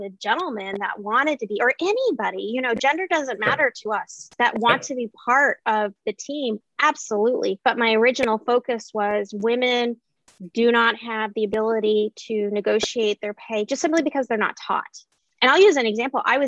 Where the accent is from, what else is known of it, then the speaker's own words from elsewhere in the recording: Alaska, United States; growing up in Alaska with an independent-minded mother